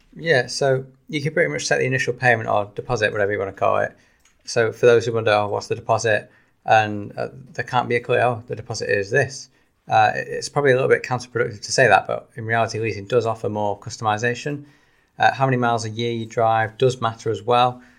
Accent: Salford, North West England, United Kingdom; I am from Salford

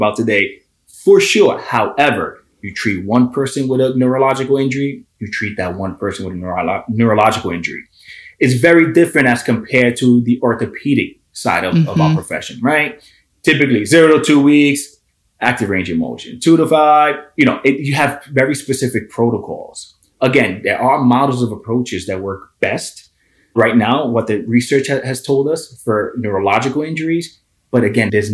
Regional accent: Hoboken, New Jersey, United States; I'm born and raised in Hoboken, New Jersey

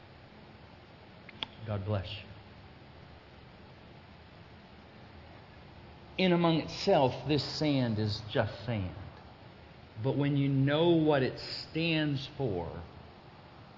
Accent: Florida, United States; I'm from Florida

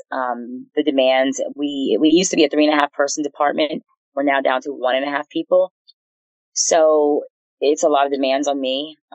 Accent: Easton, Pennsylvania, United States; also born or lived in Atlanta; Um, Easton, Pennsylvania.

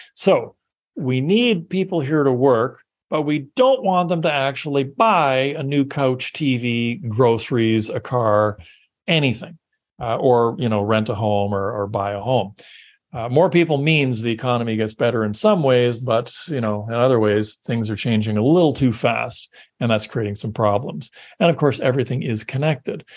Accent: Canada; I'm Canadian

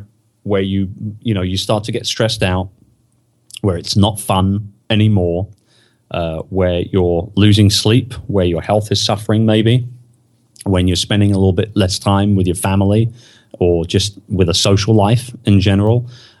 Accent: England, United Kingdom; now in United States; And so I say, I'm English. You know, we're a bit cocky, as you probably know. And I'm in America

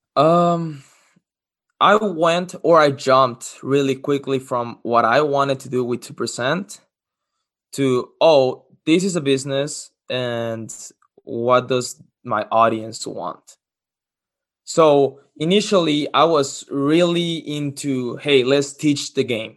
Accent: Cancun, Quintana Roo, Mexico; English is a second language; moved away as an adult; also born or lived in Los Cabos, Mexico; now in Lincoln, United States; I'm from Mexico. Uh, I was born in Los Cabos, moved to Cancun, where I lived since I was six years old

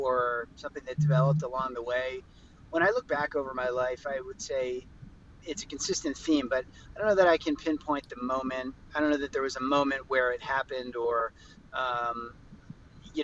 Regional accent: Philadelphia, Pennsylvania, United States; now in Los Angeles, United States; I spent a lot of time in Philadelphia, my hometown

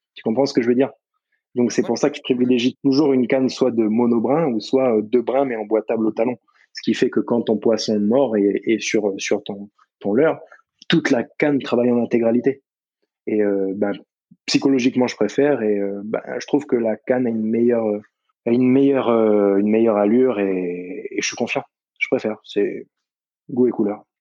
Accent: Nouméa, South Province, New Caledonia; toute ma vie, j'ai grandi sur Nouméa

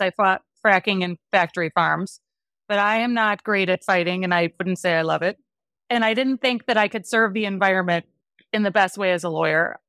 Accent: Wisconsin, United States; I grew up in Wisconsin

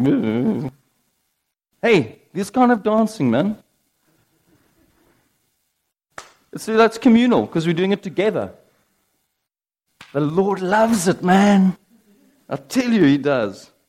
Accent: United Kingdom; I'm British

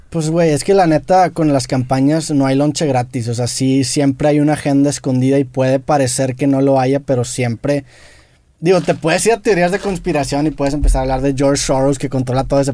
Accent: Mexico; siendo mexicanos

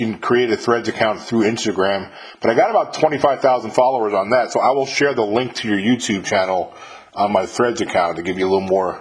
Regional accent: Mahopac, New York, United States; moved away as an adult; I'm from upstate New York. I'm from Mayapack, New York

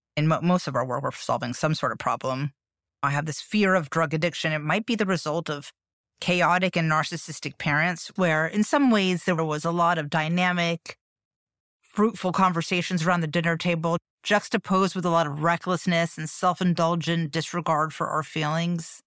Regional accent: Miami, Florida, United States; I grew up in Miami in the eighties

